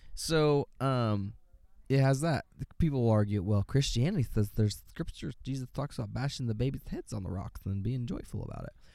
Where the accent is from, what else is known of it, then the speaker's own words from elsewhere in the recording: United States; I'm an American